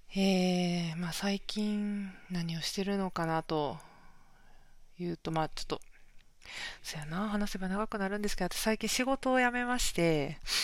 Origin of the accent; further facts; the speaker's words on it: Kansai, Japan; accent: Kansai dialect; now in Tokyo, Japan; 関西弁も出ちゃってるんですけど、関西出身で、今東京に住んでる